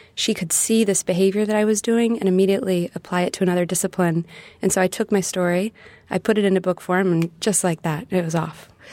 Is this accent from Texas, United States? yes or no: yes; Dallas, Texas, United States; moved away as an adult; also born or lived in Nashville, Tennessee; Growing up in Texas, traveling around to the different parts of Texas